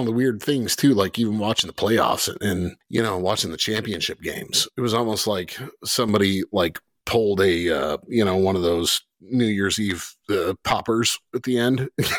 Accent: Chicago, Illinois, United States; moved away; I'm from Chicago land area.

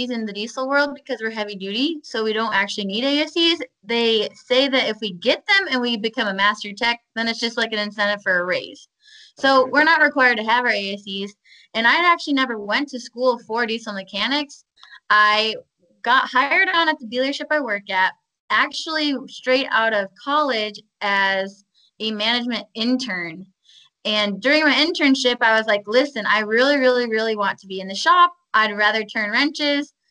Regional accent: Michigan, United States; I was originally from Michigan, and we had snow.

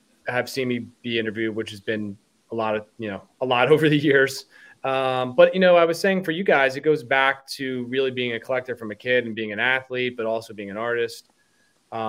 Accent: Central New Jersey, United States; growing up in Central New Jersey

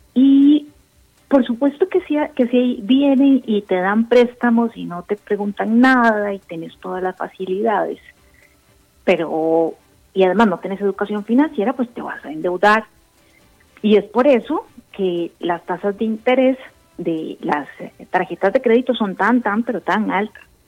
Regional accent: Costa Rica; las personas que somos independientes, como, como tú, como yo, y como muchos costarricenses o que tenemos pymes

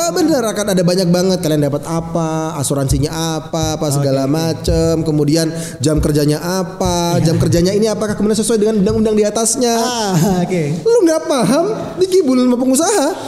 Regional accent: Kalimantan, Indonesia; gue ketika SMA, gue dari Kalimantan.

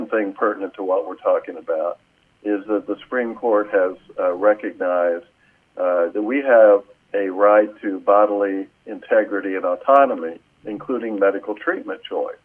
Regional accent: Terre Haute, Indiana, United States; My law firm's in Terre Haute, Indiana, which is my hometown

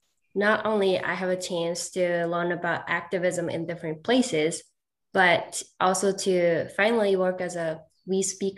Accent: Japan; I'm from Japan.

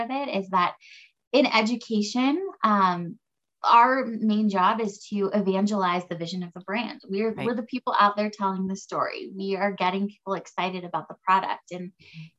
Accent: United States; also born or lived in California / Colorado; now in Denver, United States; I grew up, like halfway in California and then halfway in Colorado. I live in Denver now.

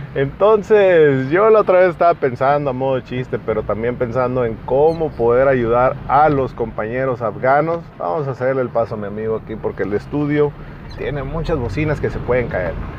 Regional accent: Mexico; yo como mexicano

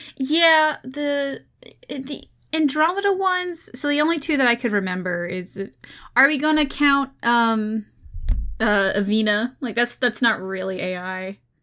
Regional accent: Oklahoma, United States; now in Ohio, United States; I'm from Oklahoma

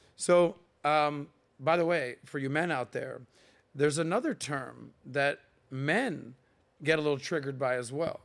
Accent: Miami, Florida, United States; I am from Miami

